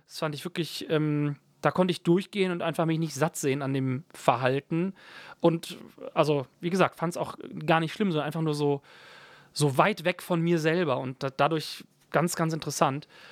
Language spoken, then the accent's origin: German; Ruppichteroth, North Rhine-Westphalia, Germany; also born or lived in Berlin; bei uns zu Hause in Schönenberg